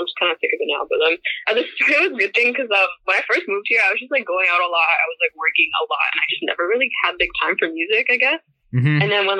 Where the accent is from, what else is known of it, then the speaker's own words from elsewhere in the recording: Ontario, Canada; also born or lived in Kitchener, Ontario; No, I'm in Kitchener, Ontario. It's like an hour from Toronto.